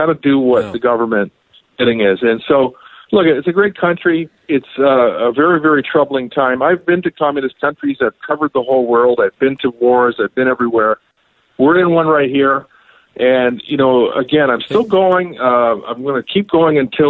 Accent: Canada; I grew up here in Canada.

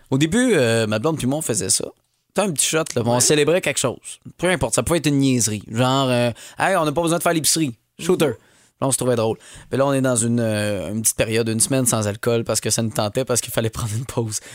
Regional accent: Longueuil, Quebec, Canada; je suis de Longueuil, c'est proche de Drummond.

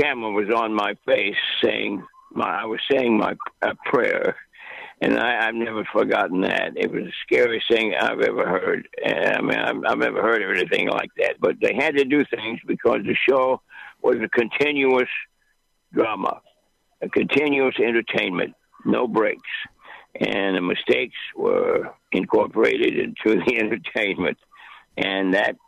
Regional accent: Muskogee, Oklahoma, United States; moved away as an adult; also born or lived in New York / Hollywood; So I was brought up in Oklahoma, and I rode horses, and I lived in the country part-time and in a little town called Muskogee, Oklahoma.

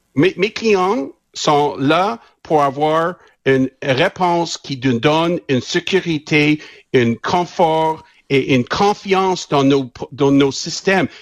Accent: Quebec, Canada; Né au Québec, éduqué à Laval, l'Université de Laval. moi, je suis québécois

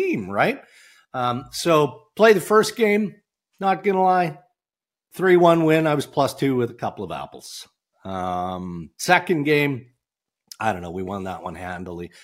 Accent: Saskatchewan, Canada; growing up in Saskatchewan

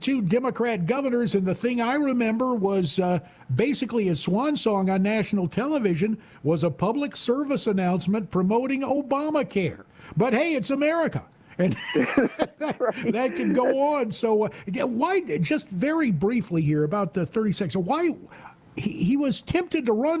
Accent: High Point, North Carolina, United States; also born or lived in Greenville, Spartanburg; Sunrise Books in High Point, my hometown

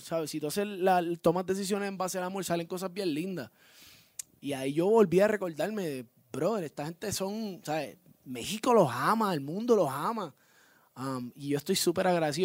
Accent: Puerto Rico; vivo, nací y criado en Puerto Rico, orgulloso de ser puertorriqueño

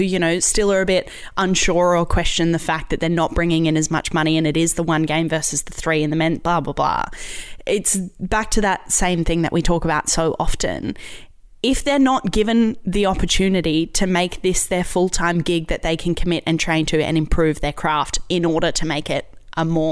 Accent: Queensland, Australia; as a Queenslander, I'm proud of it

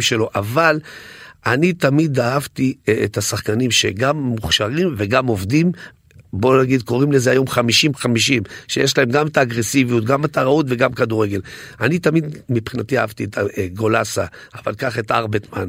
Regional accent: Netanya, Central District, Israel; אצלנו בנתניה

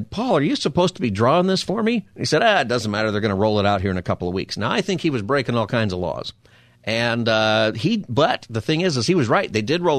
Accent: Palmdale, California, United States; I grew up in Palmdale, and I grew up pretty close to Plant 42

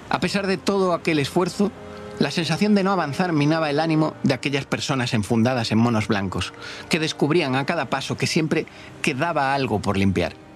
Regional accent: Galicia, Spain; la gente de Galicia, mi tierra

